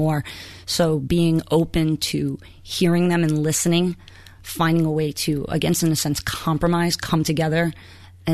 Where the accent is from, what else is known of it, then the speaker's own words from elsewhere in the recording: New York City, New York, United States; now in Boston, United States; I'm from Queens